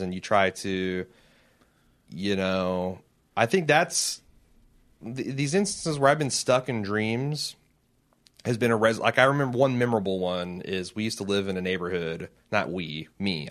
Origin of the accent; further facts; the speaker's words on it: United States; as an American citizen.